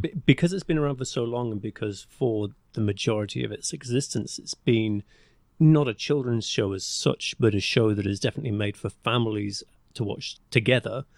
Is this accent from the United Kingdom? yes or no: yes; England, United Kingdom; accent: English; my English accent